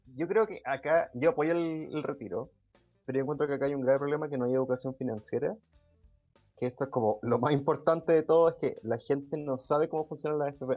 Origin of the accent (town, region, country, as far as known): Chile